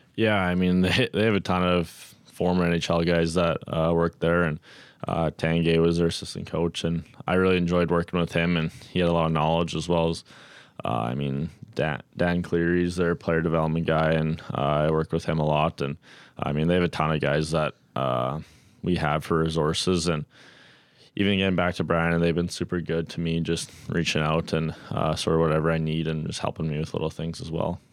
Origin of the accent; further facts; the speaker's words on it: Red Deer, Alberta, Canada; Red Deer just being my hometown